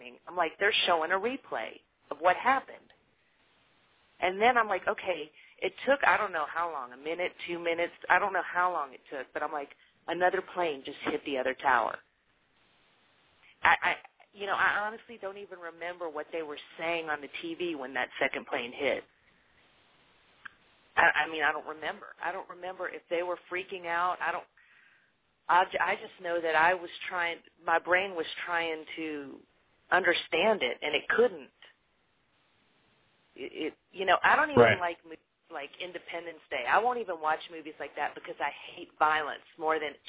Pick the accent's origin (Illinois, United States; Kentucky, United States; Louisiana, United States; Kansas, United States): Louisiana, United States; moved away; when I was growing up in Louisiana